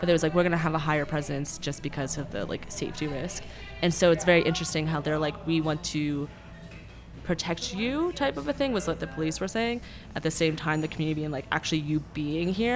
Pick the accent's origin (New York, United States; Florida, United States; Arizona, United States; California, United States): Arizona, United States; Phoenix; now in Denver, United States; I'm from Phoenix originally